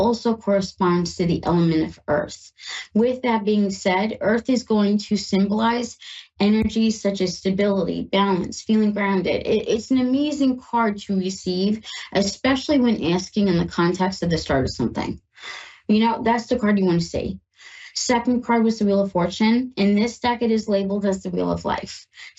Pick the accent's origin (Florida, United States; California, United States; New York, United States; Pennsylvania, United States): New York, United States; now in Ohio, United States; I'm in Ohio and I'm from New York